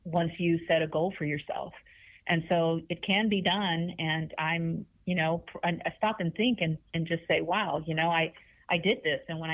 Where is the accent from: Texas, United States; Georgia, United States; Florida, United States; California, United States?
Texas, United States; Houston; I'm from Denver Harbor. I grew up in Denver Harbor. My family comes from Monterrey, Mexico